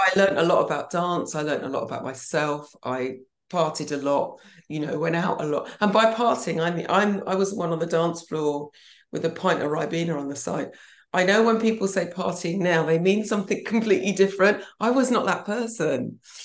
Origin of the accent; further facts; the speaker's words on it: Banbury, South East England, United Kingdom; moved away as an adult; also born or lived in London / Helsinki; now in St Leonards-on-Sea, United Kingdom; I was brought up in Banbury and it's lovely.